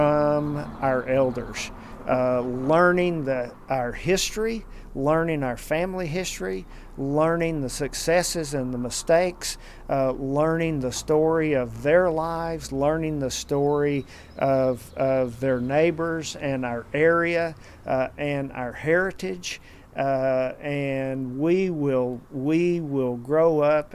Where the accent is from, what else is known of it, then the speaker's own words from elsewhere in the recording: Tazewell, Tennessee, United States; also born or lived in Middlesboro, Kentucky; when I was born, Mom and Dad lived above the old drugstore up in Tazewell, across from the courthouse. And the closest hospital was Middlesbrough, Kentucky